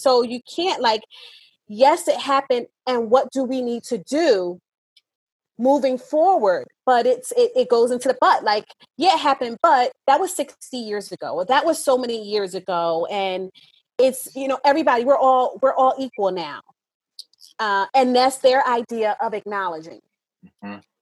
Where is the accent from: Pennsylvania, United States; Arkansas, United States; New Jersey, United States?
New Jersey, United States; I grew up in South Jersey, in an inner city